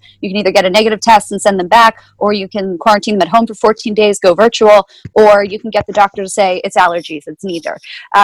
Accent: Chester County, Pennsylvania, United States; also born or lived in Delaware County, Pennsylvania / Berks County, Pennsylvania; now in Reading, United States; raised in Chester County

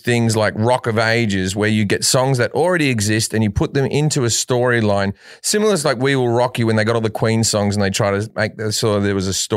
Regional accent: Australia; being Australian.

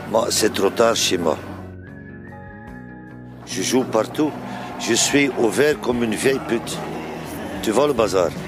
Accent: Ostend, Flanders, Belgium; Et par hasard, je suis né à Ostende. À la côte, je suis un ostendu.

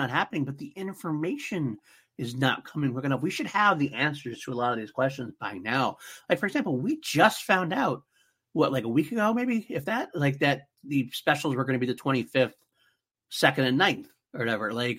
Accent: United States; as an American Doctor Who fan

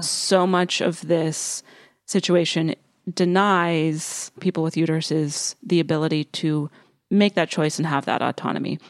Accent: rural western Pennsylvania, United States; moved away; stayed in my hometown of, like, rural, western Pennsylvania

